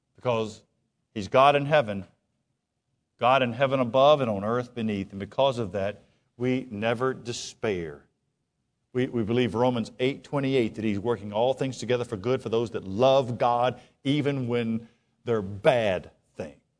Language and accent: English; United States; as American Christians